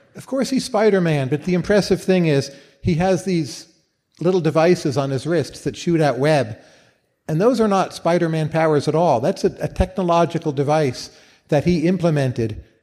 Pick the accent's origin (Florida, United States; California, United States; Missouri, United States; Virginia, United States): Virginia, United States; Northern; also born or lived in Northeast US; I come from Northern Virginia, the Washington D.C. area